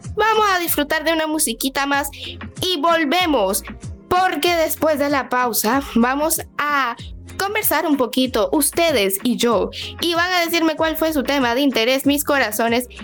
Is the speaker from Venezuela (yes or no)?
yes; Venezuela; now in Dominican Republic; yo soy de Venezuela, pero estoy aquí en República Dominicana